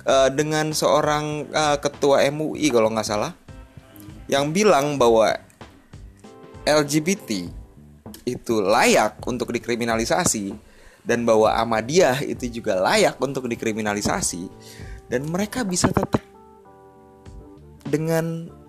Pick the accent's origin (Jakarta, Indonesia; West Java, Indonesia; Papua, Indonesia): Jakarta, Indonesia; South Jakarta; eh gue kan orang Jakarta Selatan gitu